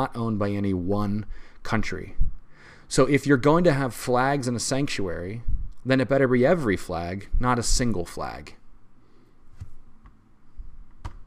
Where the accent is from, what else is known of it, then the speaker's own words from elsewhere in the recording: United States; as an American, as somebody who was a part of the most powerful regime ever to be on the face of the planet